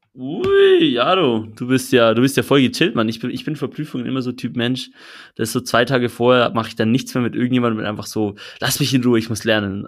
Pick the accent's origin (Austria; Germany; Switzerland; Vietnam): Switzerland; ich als Schweizer